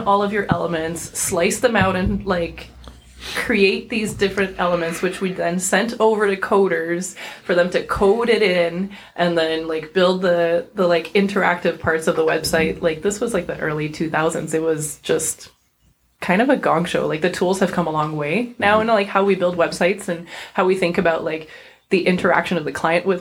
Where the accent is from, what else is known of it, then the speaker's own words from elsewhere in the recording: Montreal, Quebec, Canada; first language French; English is a second language; moved away as an adult; also born or lived in Singapore; I'm a Montrealer kind of through and through. I was born in Quebec